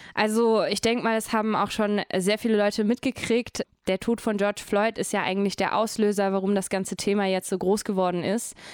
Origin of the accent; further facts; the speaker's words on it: Croatia; German is a second language; now in Germany; ich bin ja Kroatin